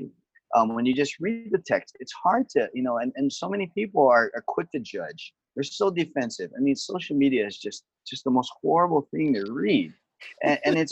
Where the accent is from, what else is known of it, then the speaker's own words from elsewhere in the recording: Kaneohe, Hawaii, United States; I'm from Kaneohe over on the windward side of Oahu